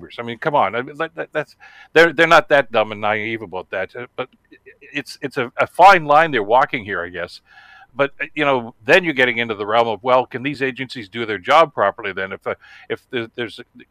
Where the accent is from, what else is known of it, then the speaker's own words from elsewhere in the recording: Canada; as a Canadian citizen